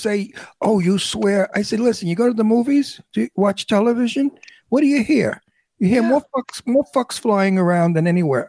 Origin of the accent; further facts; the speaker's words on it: New York City, New York, United States; accent: New York; now in California, United States; I'm from Brooklyn.